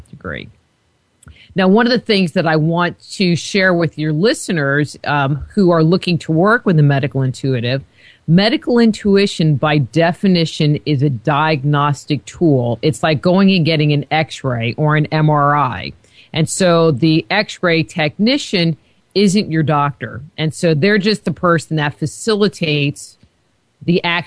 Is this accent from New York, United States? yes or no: yes; near Woodstock, New York, United States; I grew up near Woodstock, New York